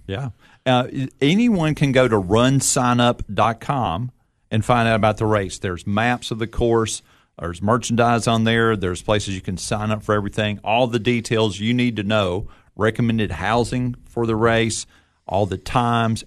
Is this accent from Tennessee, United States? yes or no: yes; Nashville, Tennessee, United States; I grew up in Nashville